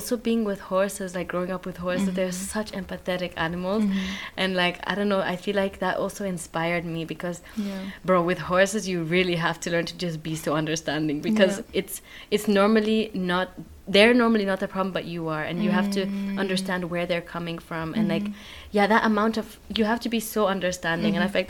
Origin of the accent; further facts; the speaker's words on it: Switzerland; also born or lived in Kenya; now in Netherlands; I'm from Switzerland and Kenya, but I was born in Switzerland, but then I was also in Kenya for like 10, 11 years.